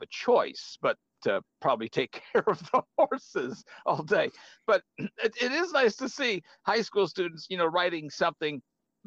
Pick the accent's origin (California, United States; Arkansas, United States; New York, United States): Arkansas, United States; my hometown in Arkansas